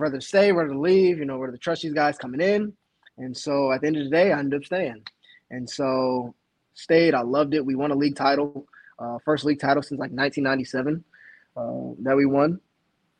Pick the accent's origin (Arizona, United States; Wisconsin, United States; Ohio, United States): Ohio, United States; growing up in Ohio